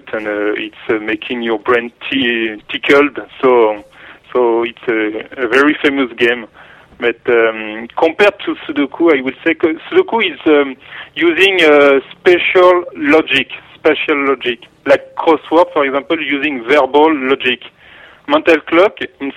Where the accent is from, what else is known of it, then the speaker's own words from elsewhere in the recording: Paris, Île-de-France, France; English is a second language; I have a strong accent, so you can hear that I'm from Paris.